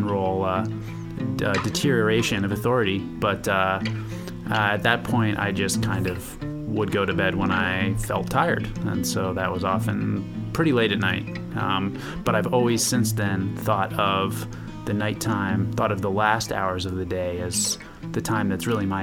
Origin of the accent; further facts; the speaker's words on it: New York City, New York, United States; I grew up in New York City, so park time was a break from the urban gray